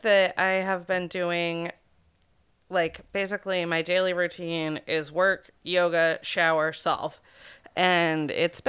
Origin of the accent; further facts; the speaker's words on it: Greenville, Maine, United States; was grown up at Junction Farm in Greenville, Maine, my hometown.